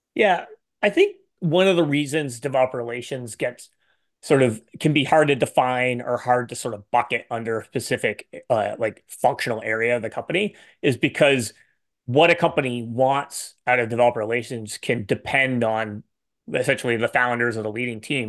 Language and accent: English; Canada; I'm Canadian